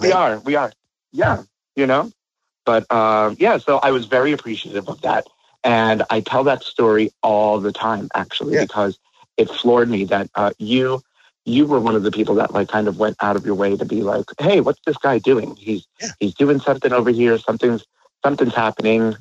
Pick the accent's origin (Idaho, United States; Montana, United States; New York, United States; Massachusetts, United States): New York, United States; moved away; I'm New Yorker myself, so like I still have family over there